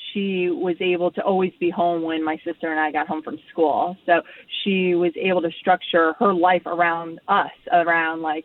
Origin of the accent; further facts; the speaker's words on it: Port St. Lucie, Florida, United States; also born or lived in San Diego, California / Austin, Texas; From Florida, Port St. Lucie, Florida